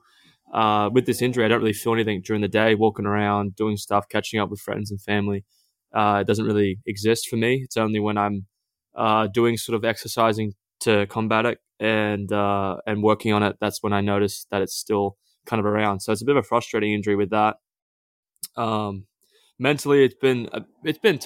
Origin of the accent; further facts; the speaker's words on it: Australia; growing up in Australia